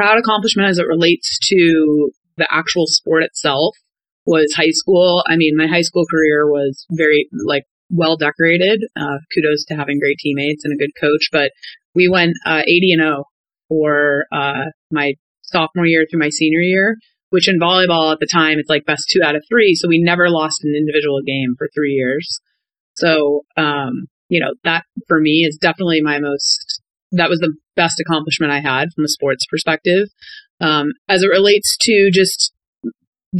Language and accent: English; Cape Cod, Massachusetts, United States; moved away as an adult; also born or lived in Ohio / Florida / Boston; being born and raised on Cape Cod